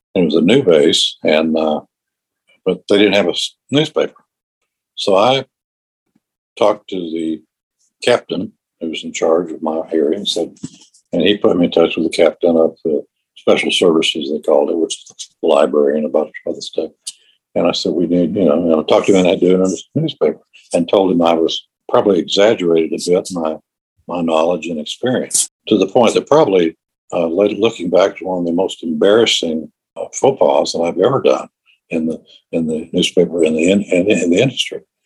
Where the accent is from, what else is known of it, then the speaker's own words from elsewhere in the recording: East Tennessee, United States; also born or lived in Akron, Ohio; now in Nashville, United States; I grew up, I was raised, as they say, in East Tennessee, and uh, I'm living in Middle Tennessee now